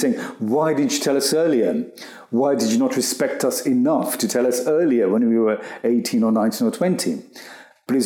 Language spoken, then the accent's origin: English; United Kingdom; being British, Indian and gay, because in one sense you were already a minority being British Indian